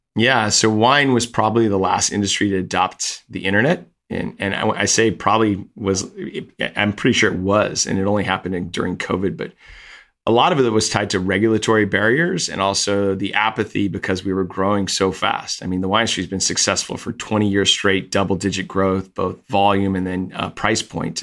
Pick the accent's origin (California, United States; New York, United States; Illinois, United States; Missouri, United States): California, United States; Napa; I grew up in Napa